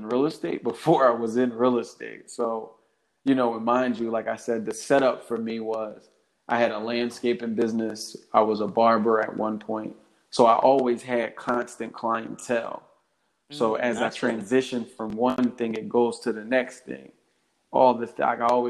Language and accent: English; Philadelphia, Pennsylvania, United States; I'm born and raised in Philadelphia, Delaware County, West Catholic graduate.